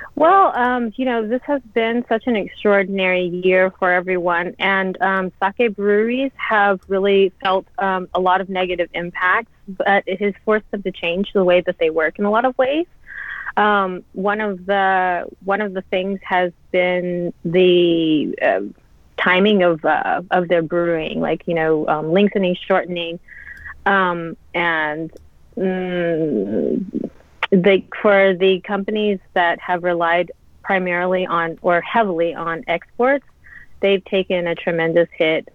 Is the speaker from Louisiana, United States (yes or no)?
yes; Louisiana, United States; moved away as an adult; also born or lived in San Francisco Bay Area / London / New York; now in Japan; I'm born and raised in Louisiana, so I'm from the South.